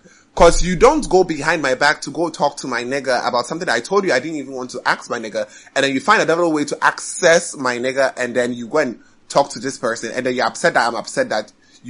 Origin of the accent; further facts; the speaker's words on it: Philadelphia, Pennsylvania, United States; Damn, nigga, I'm from Philly.